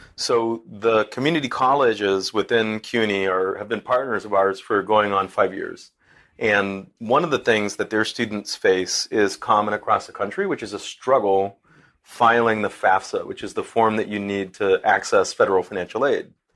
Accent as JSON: {"language": "English", "town": "Boston", "region": "Massachusetts", "country": "United States", "moved": "yes", "lives_now": "Newburgh, United States", "said": "I'm a Bostonian"}